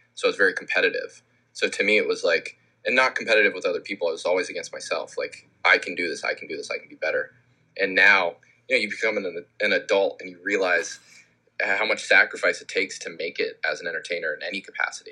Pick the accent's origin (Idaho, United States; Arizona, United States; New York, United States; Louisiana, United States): Arizona, United States; Scottsdale; moved away; I was involved in a lot of the local music scene where I grew up in Scottsdale